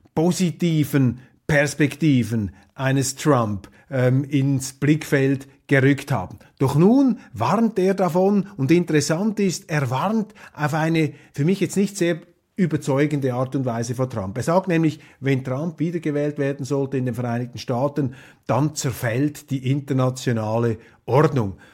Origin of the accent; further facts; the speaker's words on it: Switzerland; als Schweizer Demokrat